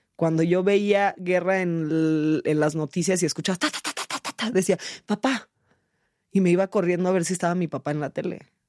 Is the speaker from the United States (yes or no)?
yes; San Jose, California, United States; moved away; also born or lived in Mexico City, Mexico; yo fui criada en San José, California, en el pueblito de San José, California